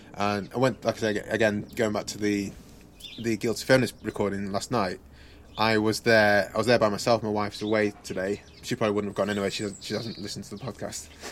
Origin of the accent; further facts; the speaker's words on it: England, United Kingdom; first language English; also born or lived in Nigeria; I was born in Nigeria. We came to England when I was like two years old.